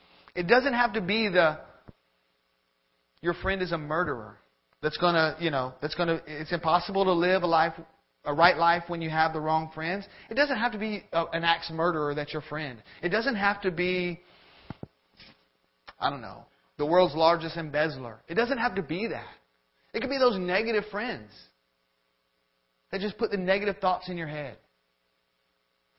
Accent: Florida, United States; moved away as an adult; now in Georgia, United States; we're from Florida

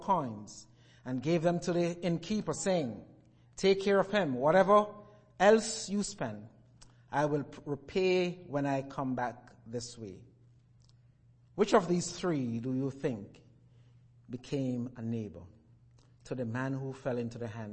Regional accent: Jamaica; moved away; As I was growing up in Jamaica

